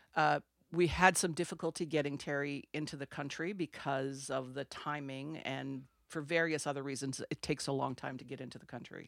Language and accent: English; Sudbury, Ontario, Canada; first language French; English is a second language; moved away as an adult; also born or lived in Pincher Creek, Alberta / Toronto / England / Australia; I'm from Sudbury, Ontario. Grew up there. I'm French, French Canadian. Didn't speak English until I was ten